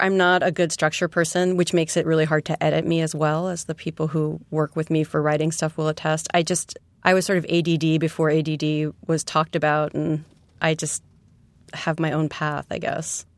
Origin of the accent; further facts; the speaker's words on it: New York City, New York, United States; also born or lived in West Coast; I'm a native New Yorker from Queens. I grew up in Forest Hills